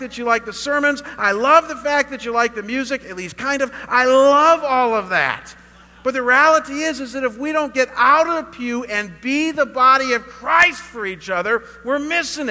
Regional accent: Chagrin Falls, Ohio, United States; moved away as an adult; also born or lived in Russell Township, Ohio; now in Scottsdale, United States; My hometown, Chagrin Falls, Ohio

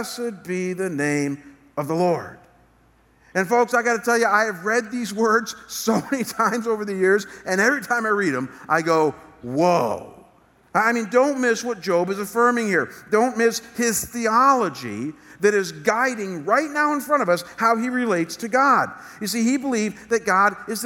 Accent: United States; our government here in America

